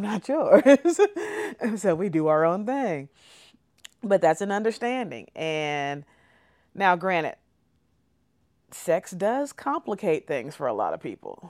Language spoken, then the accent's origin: English; California, United States; now in Oklahoma, United States